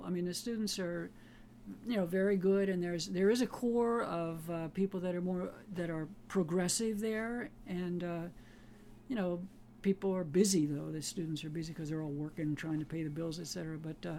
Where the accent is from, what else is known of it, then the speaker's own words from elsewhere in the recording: Aliquippa, Pennsylvania, United States; moved away; I grew up in western Pennsylvania in a small steel town called Aliquippa, Pennsylvania. It's about 20 miles north of Pittsburgh.